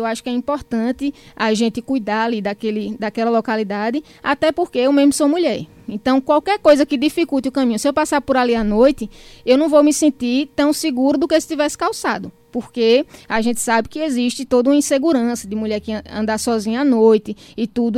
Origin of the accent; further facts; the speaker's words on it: Carnaíba, Pernambuco, Brazil; Eu sou carnaibana, não somente por sorte de minha família ser de raiz carnaibana, como também por esforço, por ter estudado e voltado para minha raiz